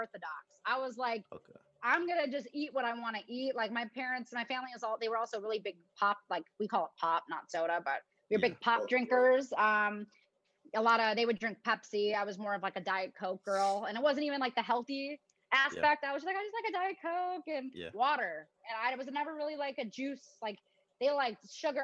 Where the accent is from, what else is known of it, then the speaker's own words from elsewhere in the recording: Chicago, Illinois, United States; moved away as an adult; also born or lived in Arizona; I'm from Chicago